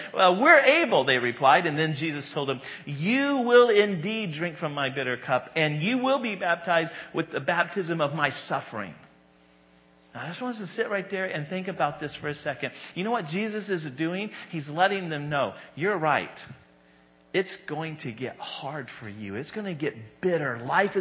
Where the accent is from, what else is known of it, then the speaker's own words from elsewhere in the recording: United States; being American